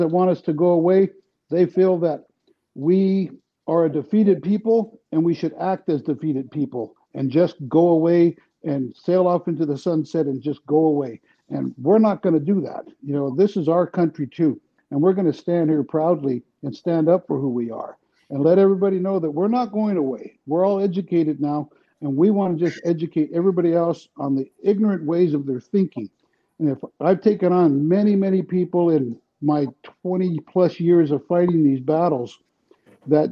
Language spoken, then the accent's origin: English; San Diego, California, United States; now in North Dakota, United States; growing up in San Diego like I did